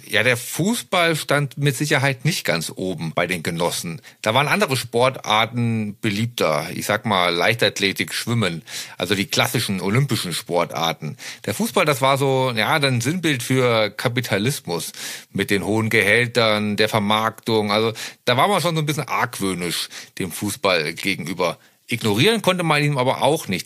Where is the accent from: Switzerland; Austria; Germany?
Germany; Ich bin sehr nah an der Grenze aufgewachsen. Es waren nur 20 Kilometer bis in die damalige DDR